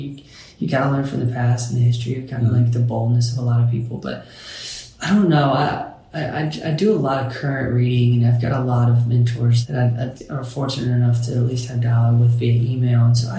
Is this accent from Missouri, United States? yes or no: no; Bowling Green, Kentucky, United States; It's small town USA, Bowling Green, Kentucky